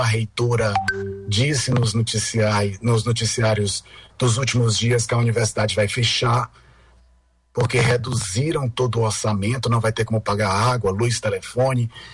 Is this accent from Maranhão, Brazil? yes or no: yes; São Luís, Maranhão, Brazil; moved away; quando eu nasci aí em São Luís